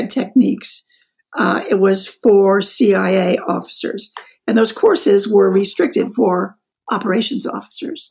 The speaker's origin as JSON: {"language": "English", "town": "Wichita", "region": "Kansas", "country": "United States", "also_born_or_lived": "Frankfurt, Germany", "moved": "as an adult", "said": "I was 20 years old and I'm from Kansas"}